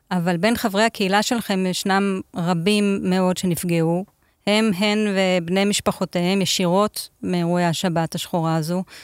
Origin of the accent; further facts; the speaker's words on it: Beersheba, Southern District, Israel; born there; הנוף של באר שבע הוא לא כל כך שונה, אני נולדתי שם.